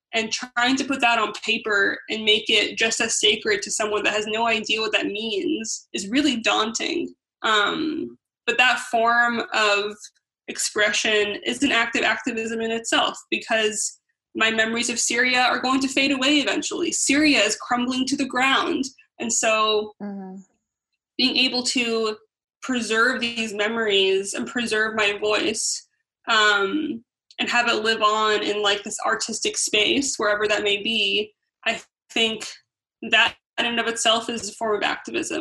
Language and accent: English; United States; being raised in America